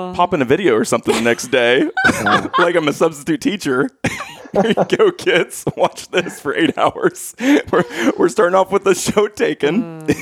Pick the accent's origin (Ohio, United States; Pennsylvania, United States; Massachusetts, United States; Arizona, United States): Ohio, United States; Lancaster; when I was growing up, my dad was a pastor in, in, Lancaster